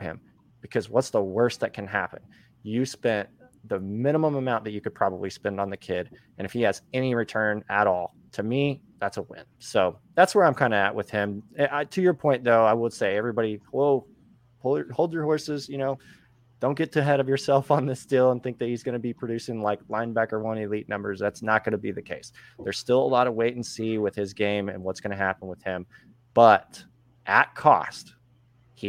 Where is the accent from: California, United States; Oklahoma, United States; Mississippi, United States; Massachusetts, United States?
Oklahoma, United States; I'm from Oklahoma